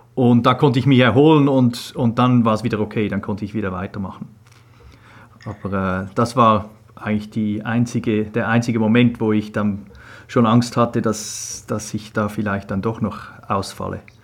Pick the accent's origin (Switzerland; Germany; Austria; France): Switzerland; moved away as an adult; also born or lived in England; Ich bin in der Schweiz aufgewachsen